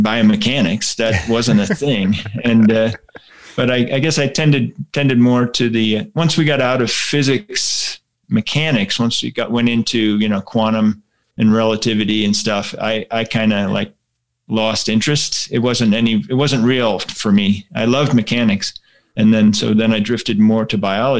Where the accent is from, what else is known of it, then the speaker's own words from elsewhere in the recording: Pittsburgh, Pennsylvania, United States; moved away; I grew up in Pittsburgh, Pennsylvania